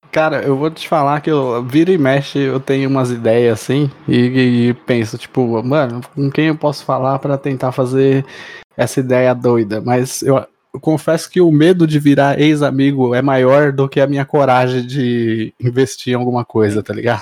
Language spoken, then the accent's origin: Portuguese; Mauá, São Paulo, Brazil; eu sou de Mauá